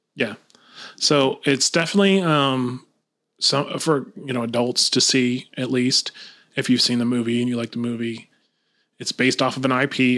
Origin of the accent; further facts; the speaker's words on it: Lakeland, Florida, United States; I'm originally from Lakeland, Florida. Born and raised